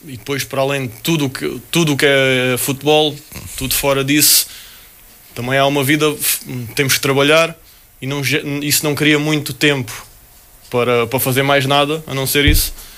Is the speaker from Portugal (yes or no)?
yes; Portugal; also born or lived in United States; por vir de onde venho, de vir de, de Portugal